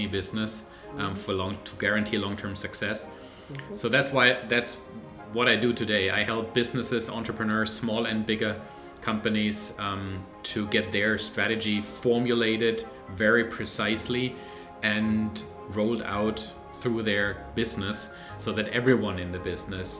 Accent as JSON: {"language": "English", "country": "Germany", "moved": "as an adult", "lives_now": "Vancouver, Canada", "said": "I am originally from Germany, live with my family now in Canada, in Vancouver"}